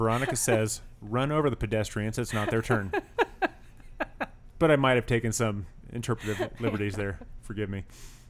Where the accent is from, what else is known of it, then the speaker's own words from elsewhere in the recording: San Diego, California, United States; moved away; also born or lived in Orange County, California; I grew up in San Diego and lived in Orange County for a long time.